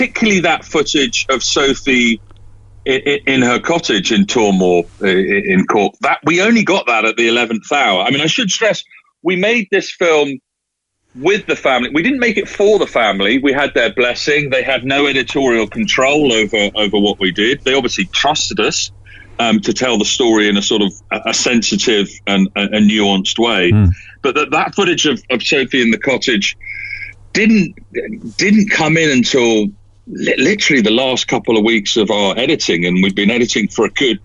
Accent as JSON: {"language": "English", "region": "London", "country": "United Kingdom", "also_born_or_lived": "Scotland", "said": "I mean, I'm from London via Scotland, and I wasn't aware of the story until obviously the podcast"}